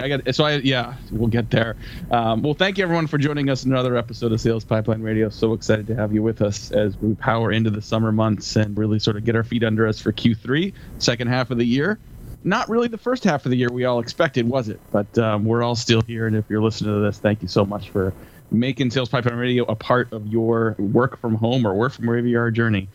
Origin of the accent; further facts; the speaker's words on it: California, United States; moved away as an adult; now in Seattle, United States; I, am born and raised on the West Coast, grew up in California, live outside of Seattle now